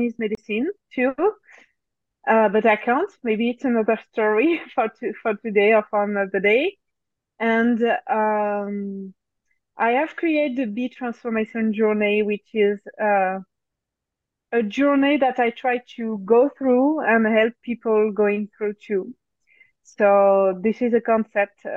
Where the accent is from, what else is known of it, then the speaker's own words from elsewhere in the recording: France; accent: French; English is a second language; So I'm French. Maybe you can notice my accent even if I try to erase it.